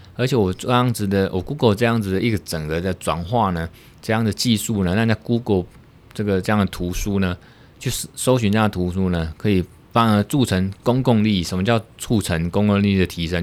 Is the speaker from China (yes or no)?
no; Taiwan; 我们是从台湾来的